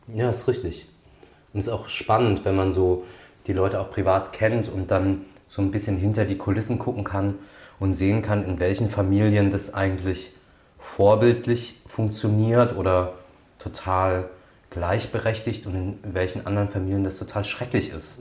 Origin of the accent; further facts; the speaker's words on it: Grünstadt, Rhineland-Palatinate, Germany; meiner Heimatstadt Grünstadt